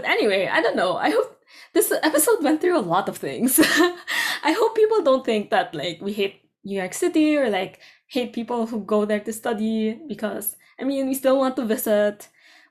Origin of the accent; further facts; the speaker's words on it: Philippines; our middle-class Filipino environment